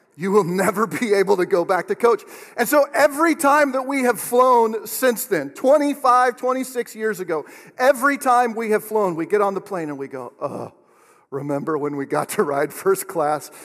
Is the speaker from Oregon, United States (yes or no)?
yes; Oregon, United States; moved away as an adult; now in Kansas, United States; I'm from Oregon